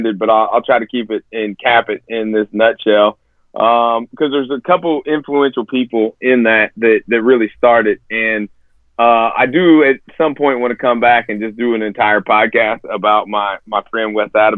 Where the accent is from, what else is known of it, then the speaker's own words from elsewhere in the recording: Evansville, Indiana, United States; I was born and raised here in Evansville